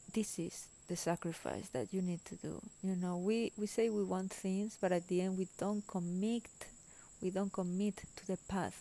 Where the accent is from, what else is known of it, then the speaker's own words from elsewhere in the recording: Spain; English is a second language; moved away as an adult; also born or lived in Germany; I am originally from Spain